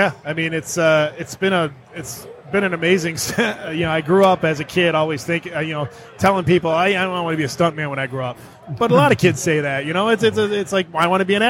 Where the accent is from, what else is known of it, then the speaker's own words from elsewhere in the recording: Detroit, Michigan, United States; I grew up in the Metro Detroit area